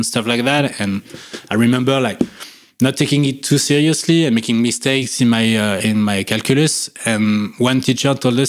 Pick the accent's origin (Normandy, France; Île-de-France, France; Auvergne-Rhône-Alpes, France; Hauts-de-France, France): Auvergne-Rhône-Alpes, France; near Lyon; also born or lived in Annecy, France; I was born and bred in the Rhône-Alpes region, but way closer to Lyon